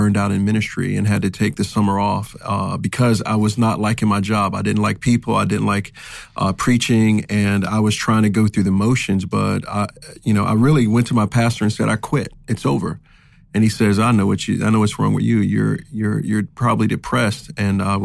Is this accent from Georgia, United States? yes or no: no; New York, United States; now in California, United States; I'm from New York.